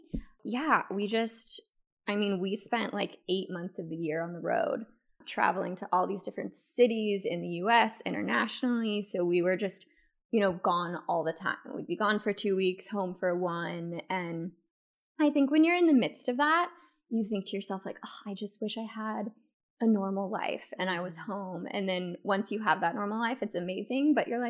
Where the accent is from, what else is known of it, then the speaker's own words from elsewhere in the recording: Thousand Oaks, California, United States; And so I grew up in Thousand Oaks.